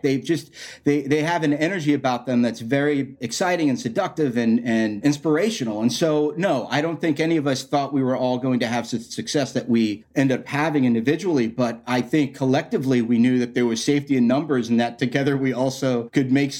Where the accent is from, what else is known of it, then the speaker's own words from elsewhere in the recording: Florida, United States; also born or lived in New York; I was born in New York, but I grew up down in Florida